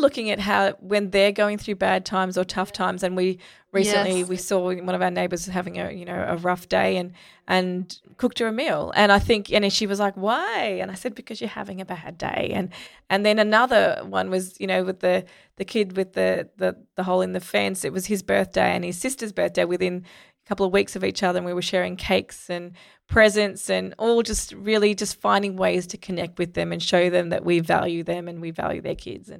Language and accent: English; Sri Lanka; I grew up in Sri Lanka